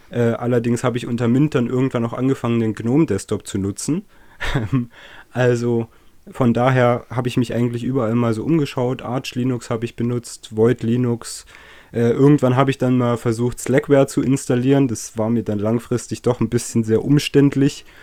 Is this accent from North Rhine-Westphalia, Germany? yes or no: no; Saxony, Germany; accent: Saxon; Deutschlands, aus dem östlichsten Landkreis. Ähm, Genau, äh, hoffentlich merkt man mir das nicht zu sehr an, wo ich herkomme. Ähm, so geht sächsisch.